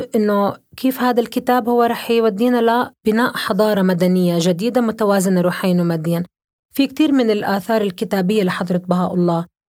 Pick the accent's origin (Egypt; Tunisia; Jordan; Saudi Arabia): Jordan; انا آه، عربيه، انا اردنيه